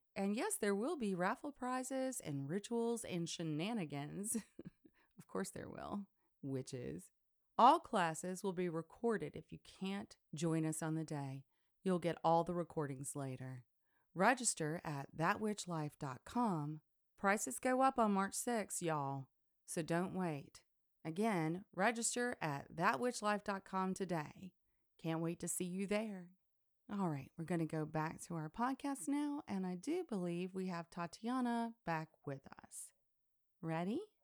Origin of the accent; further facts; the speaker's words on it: Deep South, United States; growing up in the Deep South